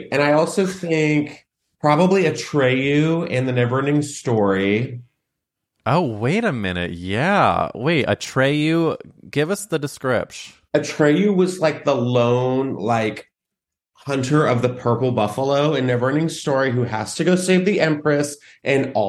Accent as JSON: {"language": "English", "town": "San Antonio", "region": "Texas", "country": "United States", "tie": "born or raised there", "moved": "yes", "said": "I was growing up in Texas"}